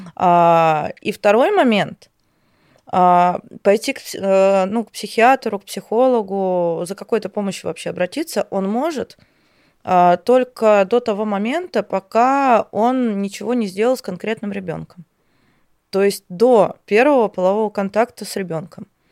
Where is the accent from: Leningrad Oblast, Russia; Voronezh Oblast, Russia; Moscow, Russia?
Voronezh Oblast, Russia; Voronezh; я сама из Воронежа